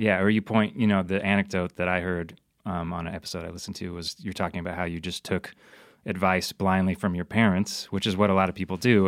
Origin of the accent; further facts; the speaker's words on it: Moscow, Idaho, United States; Moscow, Idaho, my hometown